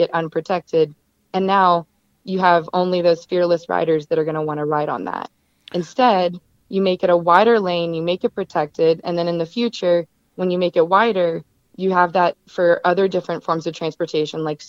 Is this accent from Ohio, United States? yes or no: no; Nashville, Tennessee, United States; moved away as an adult; now in Denver, United States; I'm from Nashville